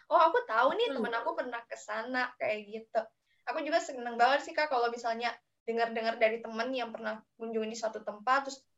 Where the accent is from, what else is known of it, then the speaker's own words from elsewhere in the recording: South Sulawesi, Indonesia; soalnya kampung aku kan deket-deket Makassar juga ya. Eh, dekat-dekat Palopo, tahu nggak sih?